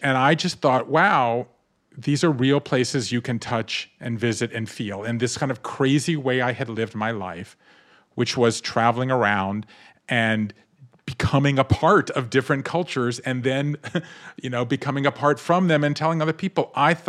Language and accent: English; Southern United States, United States; I grew up in the South, and I love the familyness and the storytellingness and the stickiness, but I grew up Jewish in the South